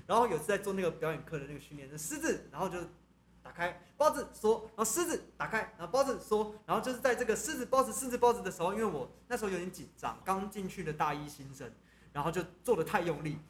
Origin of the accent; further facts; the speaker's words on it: Taiwan; 作为台湾人，我们要支持台湾的东西